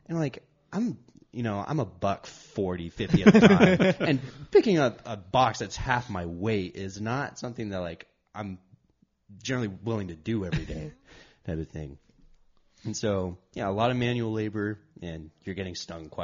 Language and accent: English; Shafter, California, United States; I grew up in the Central Valley